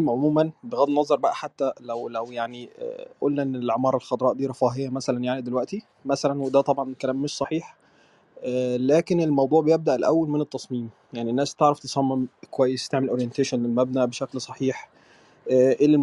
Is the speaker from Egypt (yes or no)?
yes; Egypt; now in Sudan; انا آه، … مهندس معماري بس انا مصري يعني بس عايش في السودان بقالي خمس سنين